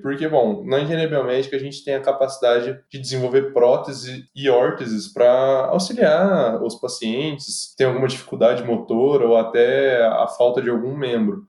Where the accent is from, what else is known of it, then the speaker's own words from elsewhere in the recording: Pouso Alegre, Minas Gerais, Brazil; Eu sou de Pouso Alegre que é uma cidade do sul de Minas Gerais